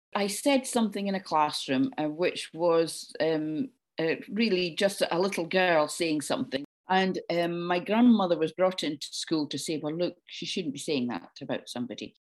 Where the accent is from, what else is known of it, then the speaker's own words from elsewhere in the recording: Dundee, Scotland, United Kingdom; I grew up in Dundee on the east coast of Scotland.